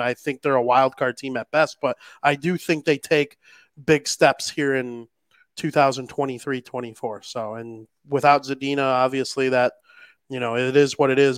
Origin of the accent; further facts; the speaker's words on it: Chicago, Illinois, United States; I am a Chicagoan